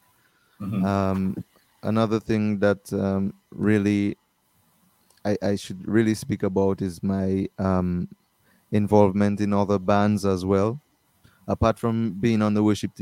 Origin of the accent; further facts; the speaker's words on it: Dominica; I'm from Dominica. Born in Dominica, Princess Margaret Hospital. I live at Wallhouse, Wallows.